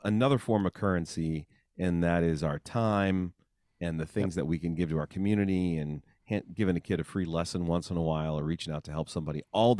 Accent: Bloomington, Indiana, United States; well, I grew up in Bloomington and we had access to the IU trumpet studio

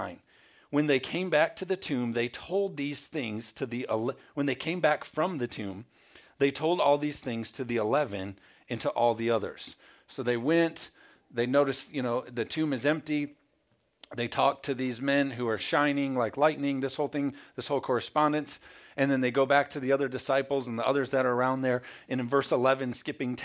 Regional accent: Michigan, United States; moved away; also born or lived in Carolina; We're from Michigan. And so we had moved down to Carolina.

